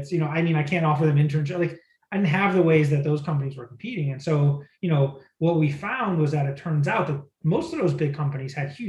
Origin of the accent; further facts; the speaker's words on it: Midwest, United States; because I grew up in the Midwest, I thought, sure, let's go look in Pennsylvania, let's go look in Texas, let's go look in places like that.